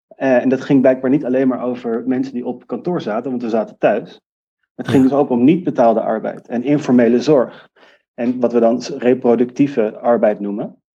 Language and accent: Dutch; Amsterdam, North Holland, Netherlands; ik kom uit Amsterdam